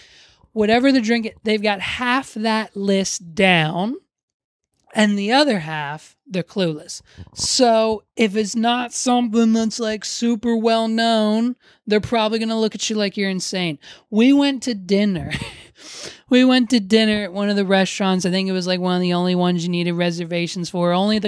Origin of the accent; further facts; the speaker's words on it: Hershey, Pennsylvania, United States; So people were real disappointed when they find out we're from the Hershey area of Pennsylvania.